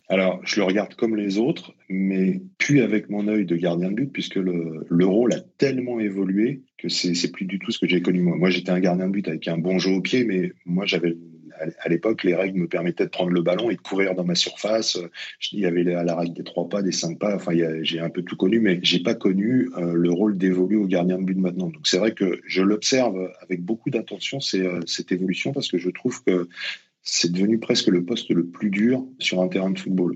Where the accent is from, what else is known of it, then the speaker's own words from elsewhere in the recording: Colombes, Île-de-France, France; also born or lived in Essonne; je suis originaire de, de Colombe, donc j'ai connu qu'un seul club, c'était la Colombienne